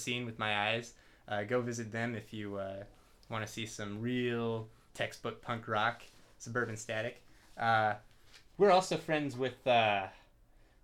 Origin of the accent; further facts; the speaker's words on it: Berkeley, California, United States; we're from Berkeley originally, Berkeley and Richmond. Mm-hmm. This cat's from Richmond, but yeah, we're from the East Bay basically